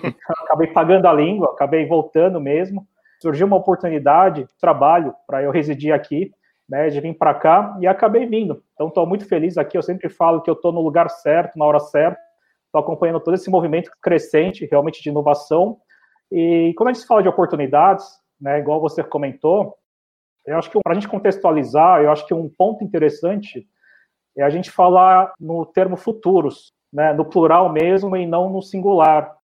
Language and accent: Portuguese; São Paulo, Brazil; now in Rondônia, Brazil; Sou paulistano, né? Nascido e criado lá